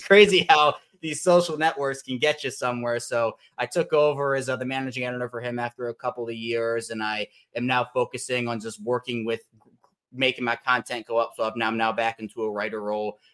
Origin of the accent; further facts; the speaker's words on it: Baltimore, Maryland, United States; also born or lived in Virginia; Baltimore born and raised